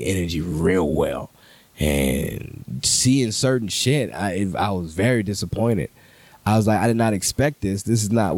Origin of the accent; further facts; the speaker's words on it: New Orleans, Louisiana, United States; moved away; also born or lived in Los Angeles; growing up in New Orleans